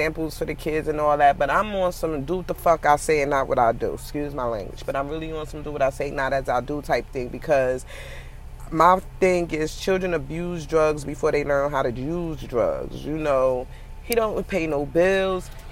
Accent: New York City, New York, United States; also born or lived in Newark, New Jersey; I was born in Newark. I was raised in Brooklyn

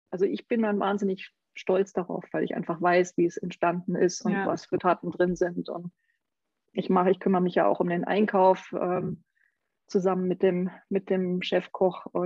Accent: Saarland, Germany; Ich bin zum Beispiel gebürtige Saarländerin

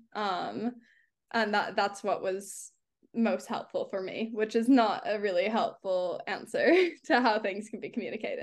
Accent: California, United States; now in London, United Kingdom; I'm from California

